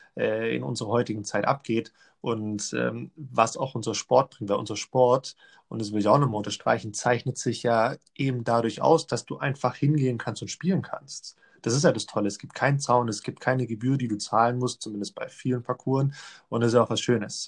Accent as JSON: {"language": "German", "country": "Germany", "said": "bei uns in Deutschland"}